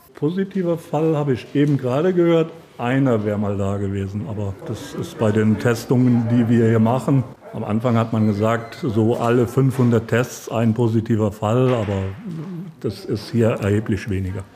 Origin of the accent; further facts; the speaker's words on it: Schöndorf, Rhineland-Palatinate, Germany; in meinem Heimatort in Schöndorf unser Gasthaus